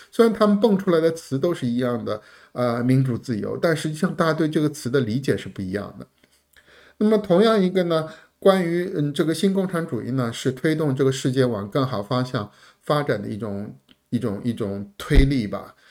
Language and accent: Chinese; China; 我们中国人